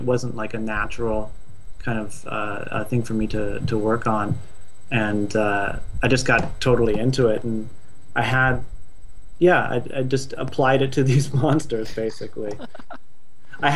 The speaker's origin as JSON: {"language": "English", "town": "Stanford", "region": "California", "country": "United States", "tie": "born or raised there", "moved": "yes", "lives_now": "Los Angeles, United States", "said": "I'm from Northern California. I grew up sort of in and around Stanford."}